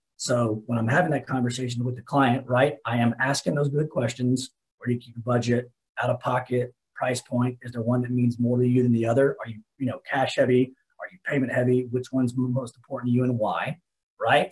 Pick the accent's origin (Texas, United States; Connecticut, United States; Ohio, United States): Texas, United States; Dallas; also born or lived in Lubbock, Texas; Right now, I'm in Lubbock. I have another branch up here, but born and raised in Dallas.